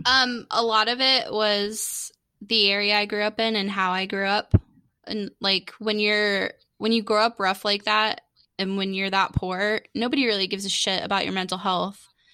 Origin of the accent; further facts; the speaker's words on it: Daytona Beach, Florida, United States; my dad's a cracker, so he's from Daytona as well. We were born in the same hospital, Halifax in Daytona